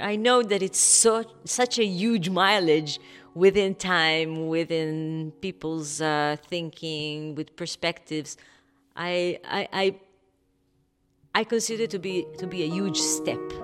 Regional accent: Kfar Saba, Central District, Israel; I grew up in Kfar Saba, which is a small town in the north of Tel Aviv.

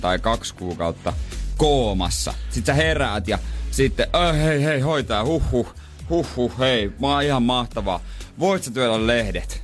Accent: Seinäjoki, South Ostrobothnia, Finland; now in Helsinki, Finland; ymmärsin sitten, että se oli vaan niinku meillä päin

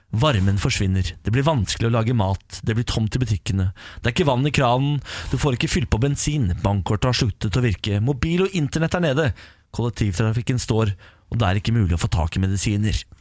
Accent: Moss, Østfold, Norway; jeg er jo eh, fra Moss

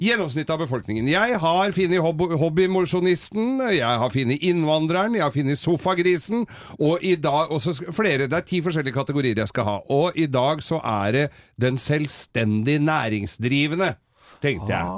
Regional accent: Inderøy, Trøndelag, Norway; Jeg er fra Inderøya i Nord-Trøndelag

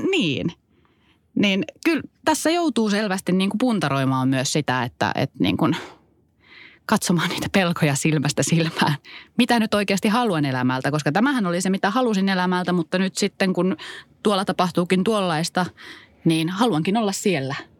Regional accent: Kittilä, Lapland, Finland

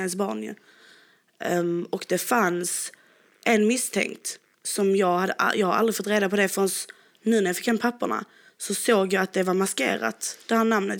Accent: Sweden; vi är ju helt från Sverige

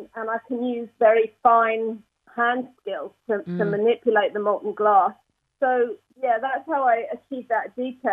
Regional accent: Hertfordshire, East of England, United Kingdom; moved away as an adult; also born or lived in Edinburgh, United Kingdom; now in Northern Ireland, United Kingdom; originally I'm from Hertfordshire

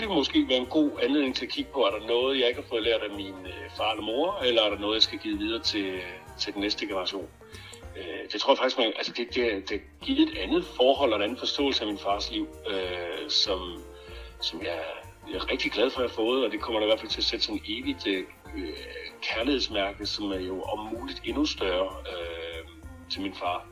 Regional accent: Råby, Central Denmark Region, Denmark; moved away; min barndomsby, Råby

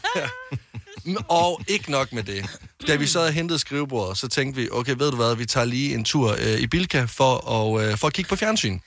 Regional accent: Greece

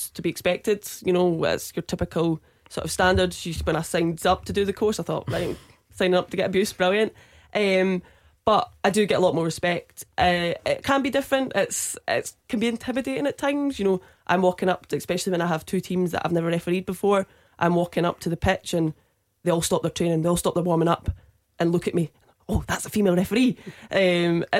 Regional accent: Perth, Scotland, United Kingdom; I'm from Perth, so I'm within the Perthshire Amateur that I referee in.

